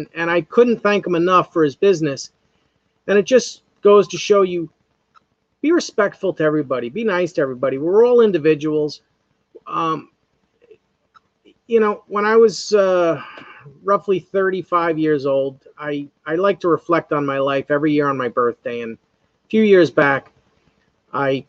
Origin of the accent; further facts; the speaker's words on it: North Fork of Long Island, New York, United States; growing up in the North Fork of Long Island, we have a strong Indian heritage